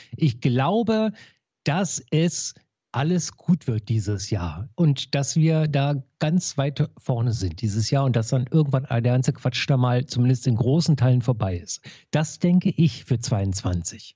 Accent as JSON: {"language": "German", "region": "Berlin", "country": "Germany", "said": "als Berliner"}